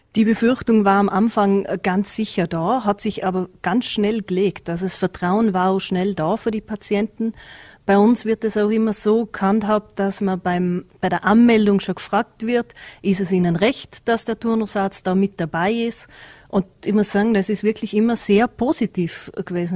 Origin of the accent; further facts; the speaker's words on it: Bregenzerwald, Vorarlberg, Austria; als Bregenzer Wälderin